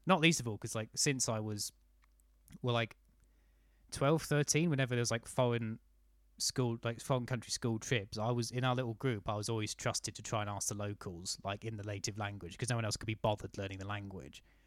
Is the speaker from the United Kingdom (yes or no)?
yes; United Kingdom; I was raised in the South.